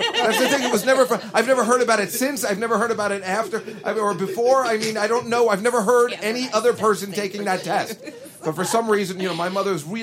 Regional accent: New Jersey, United States; Being a Jersey boy myself

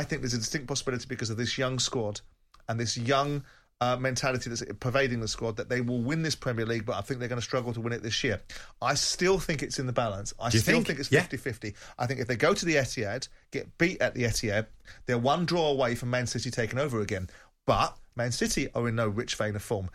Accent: London, United Kingdom; I'm a Londoner

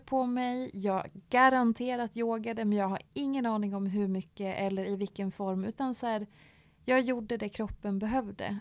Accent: Dalarna County, Sweden; moved away; hemma i Dalarna eh, på skoltiden

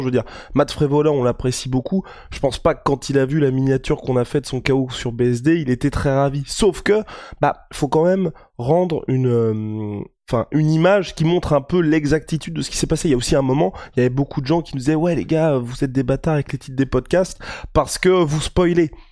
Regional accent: France; en tant que Français

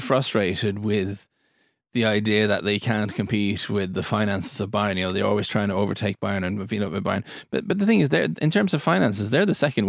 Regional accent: Lyngdal, Agder, Norway; It's from Egersund, I think. I'm from Lyngdal.

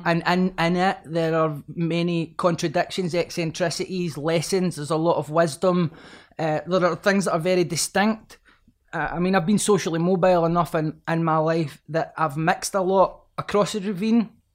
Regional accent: Glasgow, Scotland, United Kingdom; growing up in Pollock and Glasgow

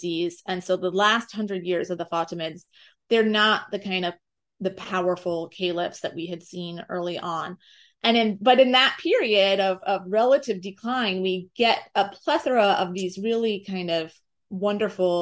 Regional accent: United States; as an American

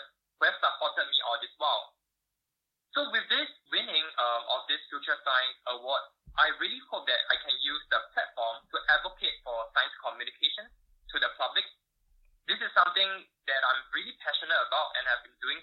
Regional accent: Singapore; moved away as an adult; also born or lived in United States; I was born and raised in Singapore.

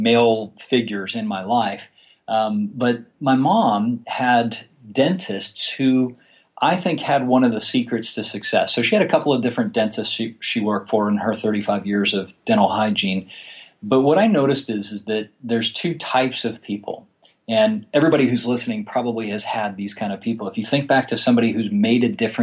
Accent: Florida, United States; I was born actually in Florida, and I grew up in a very small town

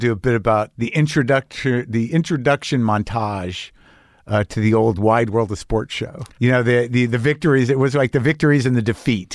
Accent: United States; I'm an American

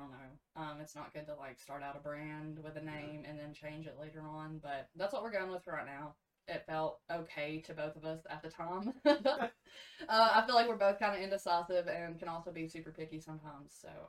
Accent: East Tennessee, United States; We're from East Tennessee.

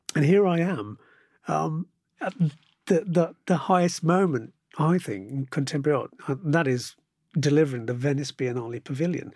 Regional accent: Birmingham, West Midlands, United Kingdom; it's my hometown

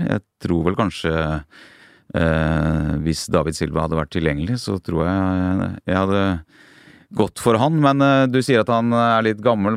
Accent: Norway; oss nordmenn

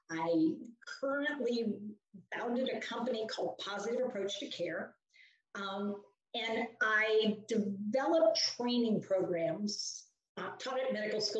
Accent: West Virginia, United States; also born or lived in Pennsylvania / Washington; now in Hillsborough, United States; Well, Marianne, I live in North Carolina now, but I am originally from West Virginia

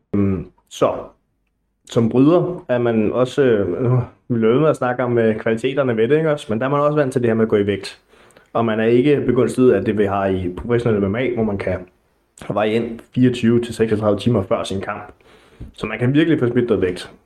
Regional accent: Næstved, Zealand, Denmark; moved away as an adult; now in Gentofte, Denmark; Jeg er oprindeligt fra Næstved

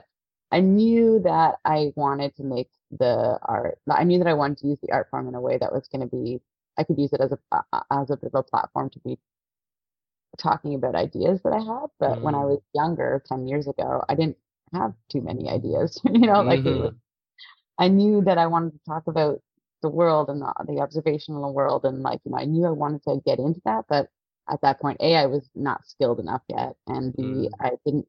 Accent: Toronto, Ontario, Canada; also born or lived in Halifax; I'm born and raised in Toronto. I grew up in like North York area.

